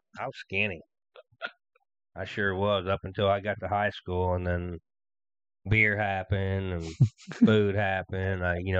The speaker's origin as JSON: {"language": "English", "region": "Ohio", "country": "United States", "said": "I'm from Ohio."}